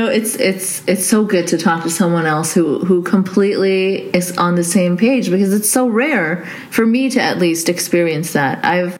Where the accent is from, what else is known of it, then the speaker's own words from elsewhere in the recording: Saudi Arabia; I'm actually Pakistani who grew up in Saudi, but yes.